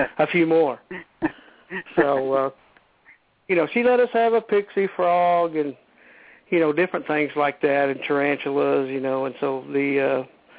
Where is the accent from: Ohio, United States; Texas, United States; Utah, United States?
Texas, United States; Midland; also born or lived in Fort Davis, Texas; I moved away from Fort Davis and to Midland, Texas